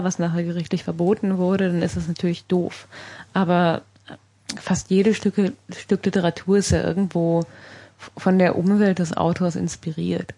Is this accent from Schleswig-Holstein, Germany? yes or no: no; Sauerland, North Rhine-Westphalia, Germany; now in Berlin, Germany; ich bin ja in einer Kaninchenzüchterfamilie aufgewachsen im Sauerland